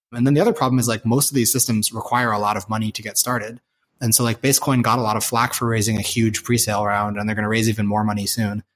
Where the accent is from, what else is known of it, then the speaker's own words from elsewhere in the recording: San Francisco, California, United States; moved away as an adult; also born or lived in China; now in Boston, United States; growing up in San Francisco